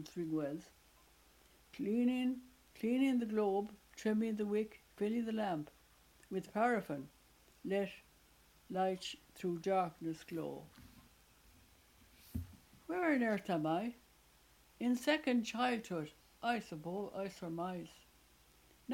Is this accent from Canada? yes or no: no; Ireland; moved away as an adult; also born or lived in England; only a couple of us who remained in Ireland. And afterwards, I came back to Dublin